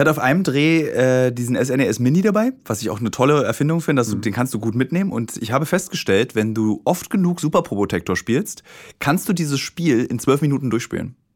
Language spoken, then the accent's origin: German; Bremen, Germany; Ich komme aus Bremen